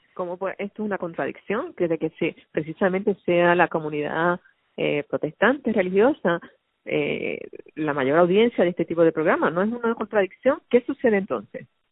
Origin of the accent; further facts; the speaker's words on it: Puerto Rico; nuestra sociedad puertorriqueña